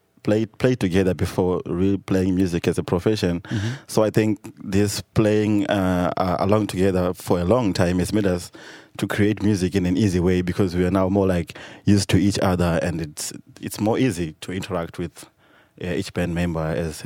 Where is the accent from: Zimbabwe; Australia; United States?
Zimbabwe; Victoria Falls, Matabeleland North; we're coming from Victoria Falls, and this is a border town, and we have our languages, Tonga, Lubale, and Nyanja, but we're also mixing Shona and Ndebele, which are the largest spoken languages in Zimbabwe